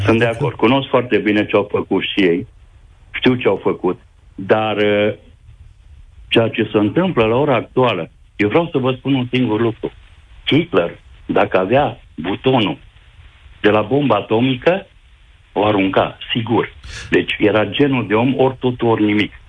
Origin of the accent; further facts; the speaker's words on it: Reghin, Mureș County, Romania; Eu sunt ardelean. Uh, am fost crescut de copil. Eu sunt din Reghin, de județul Mureș